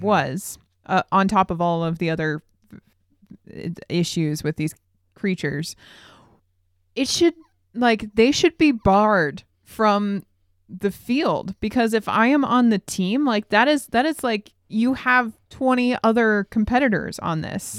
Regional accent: Billings, Montana, United States; we're from Billings, Montana

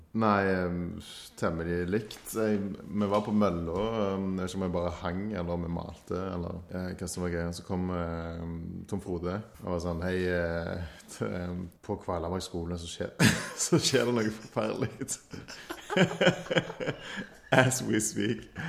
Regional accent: Stavanger, Rogaland, Norway; her hjemme i Stavanger

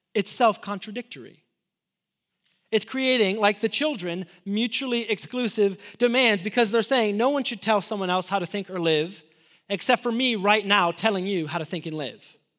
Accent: Illinois, United States; moved away; also born or lived in Lubbock, Texas; I'm from Illinois

